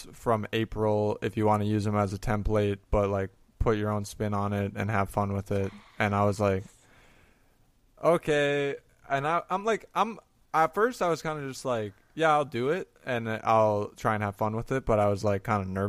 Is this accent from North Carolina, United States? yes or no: no; Minnesota, United States; now in Kansas City, United States; I moved away from Minnesota.